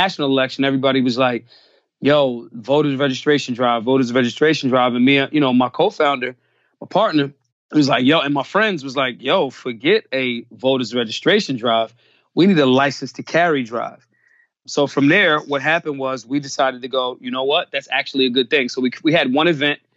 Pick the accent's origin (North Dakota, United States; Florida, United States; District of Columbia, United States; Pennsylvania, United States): Pennsylvania, United States; Philadelphia; I'm from Philly, born and raised